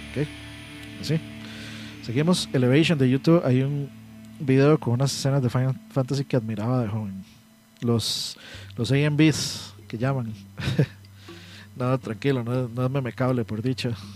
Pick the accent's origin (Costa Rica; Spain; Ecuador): Costa Rica; San José; yo soy de Pavas, y aquí tienen a cortar la luz random